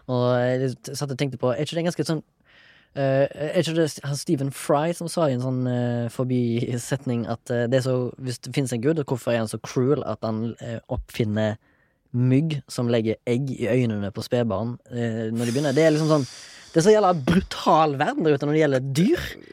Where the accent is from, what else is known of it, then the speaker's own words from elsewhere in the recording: Haugesund, Rogaland, Norway; jeg kommer fra, fra Haugesund og har, kommer fra en sånn båtfamilie